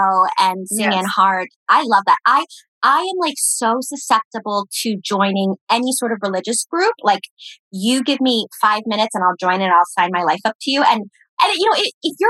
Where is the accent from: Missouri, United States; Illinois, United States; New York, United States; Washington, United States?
New York, United States; as a New Yorker